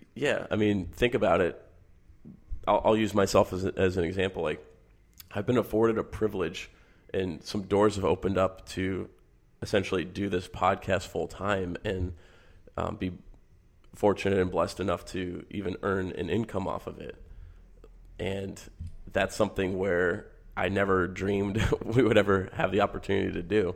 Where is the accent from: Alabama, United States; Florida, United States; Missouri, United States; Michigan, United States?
Michigan, United States; I grew up in Michigan.